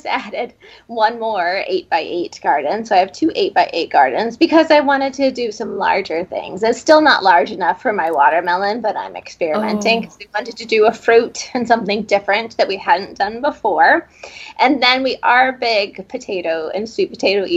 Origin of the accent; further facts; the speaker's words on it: Clarinda, Iowa, United States; also born or lived in Ames, Iowa / Dallas, Texas / Ohio / Oklahoma; now in Cedar Falls, United States; I grew up in Southwest Iowa in Clarinda.